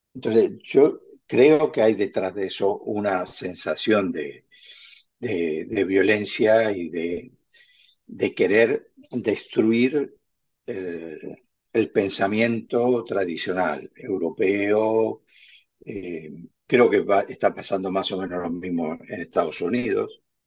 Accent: Argentina; now in Spain; yo soy argentino y como argentino prefiero que se exporte carne argentina

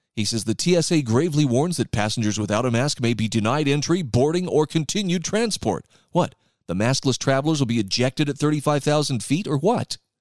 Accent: Utah, United States; here in my home state of Utah

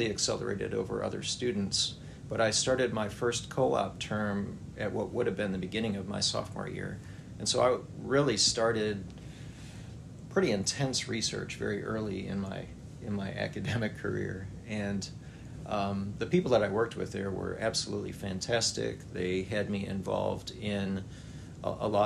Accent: Wisconsin, United States; moved away as an adult; also born or lived in South Carolina / Texas / Pennsylvania; now in Alabama, United States; I grew up in Wisconsin and attended Clemson University as an undergraduate.

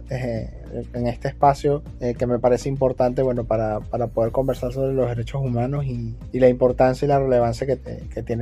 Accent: Venezuela; now in Peru; ella y yo somos migrantes también, venezolanos estamos acá en Perú

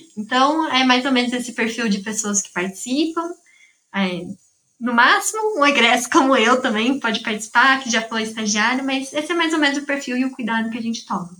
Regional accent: São Carlos, São Paulo, Brazil; eu sou de São Carlos mesmo

